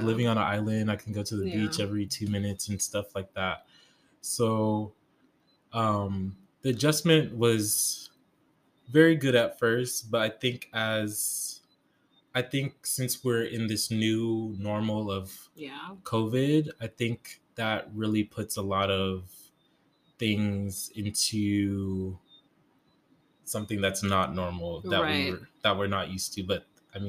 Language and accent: English; Denver, Colorado, United States; my hometown of Denver